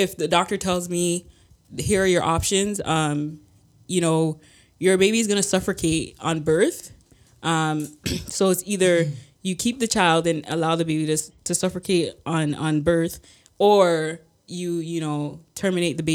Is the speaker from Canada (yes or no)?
yes; Canada; I'm not American, right? Like, Canada, we're extremely blessed